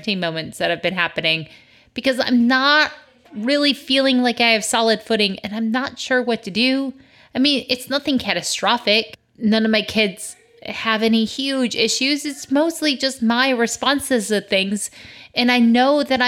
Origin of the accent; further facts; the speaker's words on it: Michigan, United States; moved away; the trees I grew up with in Michigan.